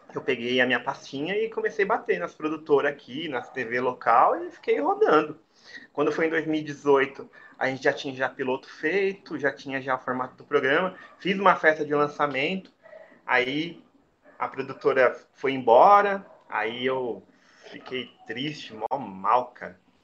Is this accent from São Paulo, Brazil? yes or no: yes; Santo André, São Paulo, Brazil; eu sou paulista do ABC, sou, sou andrense. Hum sou andrense, lá, nasci lá em Santo André